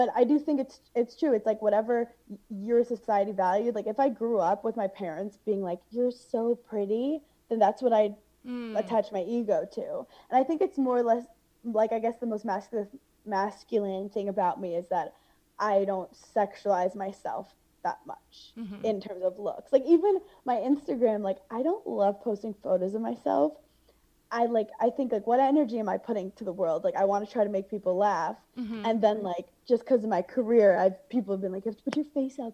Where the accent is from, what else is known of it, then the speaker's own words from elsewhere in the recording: New York City, New York, United States; I grew up in Brooklyn where like it was always like being different was cool